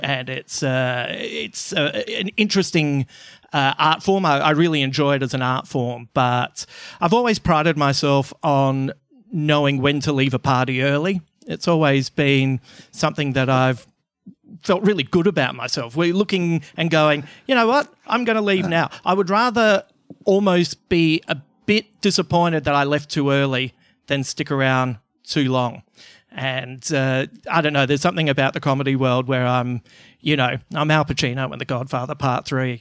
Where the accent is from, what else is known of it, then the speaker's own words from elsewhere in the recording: Adelaide, South Australia, Australia; I'm originally from Adelaide